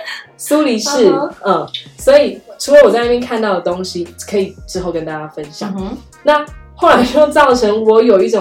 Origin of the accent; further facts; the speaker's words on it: Germany; Chinese is a second language; 我们德国人传讯息也很少，他们不太浪费时间在社交媒体。